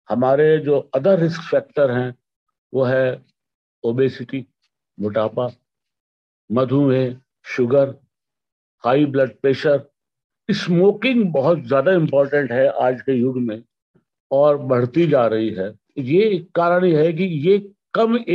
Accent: Roorkee, Uttarakhand, India; पिछले 40 वर्षों से हृदय रोग के बारे में डिसलिपिडिमिया के बारे में इलाज कर रहा हूँ रुड़की का रहने वाला हूँ

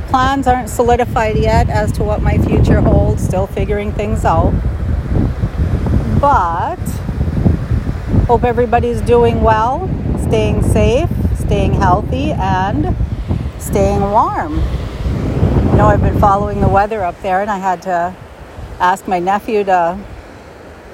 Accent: Upper Peninsula of Michigan, United States; I said, UP

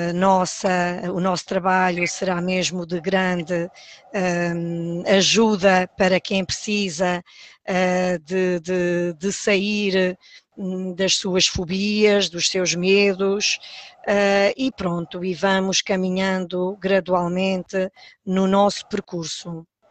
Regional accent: Palmela, Setúbal, Portugal; moved away as an adult; now in São Miguel, Azores, Portugal; sou natural de, de, do Conselho de Palmela

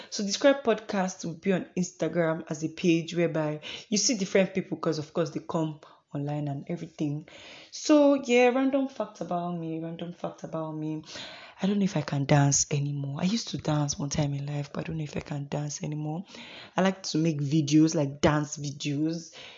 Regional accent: Imo, Nigeria; also born or lived in Uyo, Akwa Ibom State; now in Kaduna State, Nigeria; I am from Imo State in Nigeria. I am from Imbitolu.

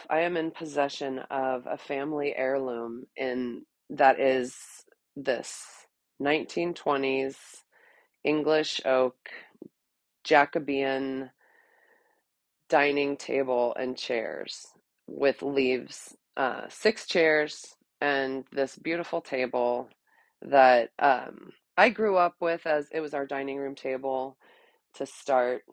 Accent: Texas, United States; ever since I was a teeny tiny little girl growing up in Texas.

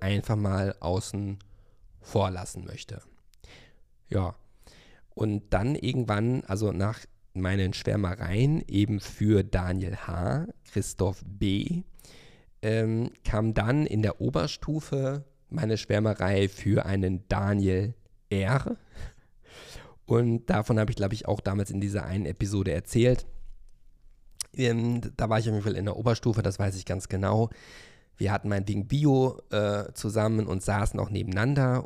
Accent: Hövelhof, North Rhine-Westphalia, Germany; now in Berlin, Germany; ich bin ja in Hövelhof aufgewachsen, ein Ort mit 12.000 Einwohnern zum Kreise Paderborn

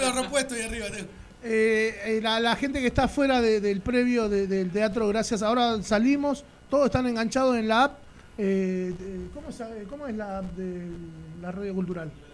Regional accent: Lomas de Zamora, Buenos Aires Province, Argentina; somos de Loma de Zamora y cada vez que vamos a una provincia, a un canal, a un país, siempre decimos que venimos de la cultura de Loma de Zamora

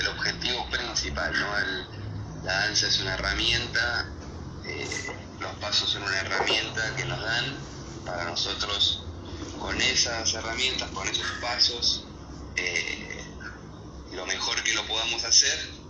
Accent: Argentina; moved away; yo soy argentino

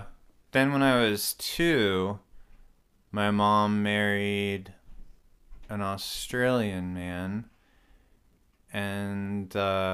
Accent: Fairfax, Virginia, United States; also born or lived in Winchester, Virginia / Pennsylvania; I was born in Winchester, Virginia, and then lived in Fairfax and Winchester.

